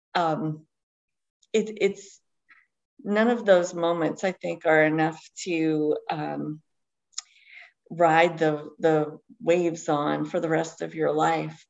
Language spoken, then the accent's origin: English; Eastern Kentucky, United States; I grew up in Eastern Kentucky. I live in Kentucky uh, now, still in Appalachia.